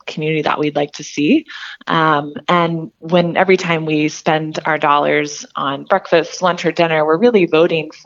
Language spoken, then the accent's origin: English; Fort Worth, Texas, United States; moved away as an adult; now in Whatcom County, United States; I grew up in Fort Worth, Texas